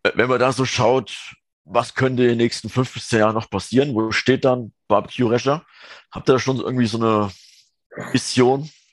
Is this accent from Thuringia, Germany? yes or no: yes; southern Thuringia, Germany; moved away; ich komme ja gebürtig aus Südthüringen